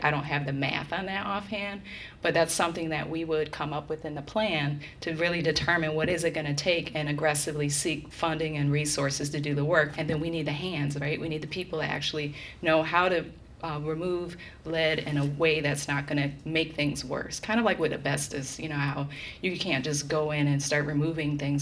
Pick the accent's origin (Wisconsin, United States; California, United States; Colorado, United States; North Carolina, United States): Wisconsin, United States; Milwaukee; moved away; come home to serve my hometown